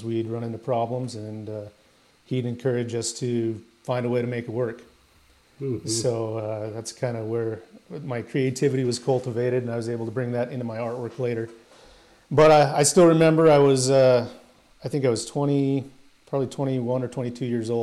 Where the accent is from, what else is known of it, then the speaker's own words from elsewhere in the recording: Utah, United States; I grew up in the Rocky Mountains in Utah